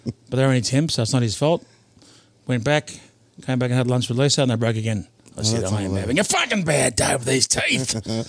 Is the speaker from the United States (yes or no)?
no; Tasmania, Australia; I do love you like a brother, but I'm from Tasmania.